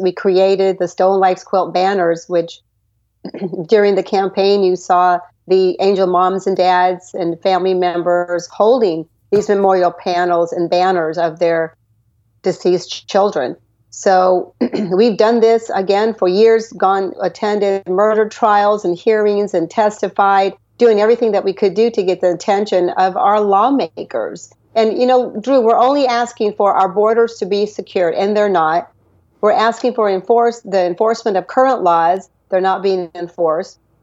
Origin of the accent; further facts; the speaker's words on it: Texas, United States; I was born in Texas